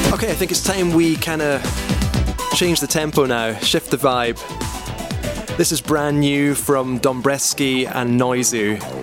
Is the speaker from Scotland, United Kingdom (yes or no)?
yes; Scotland, United Kingdom; now in York, United Kingdom; I'm a Scottish producer and DJ now living in York in the UK.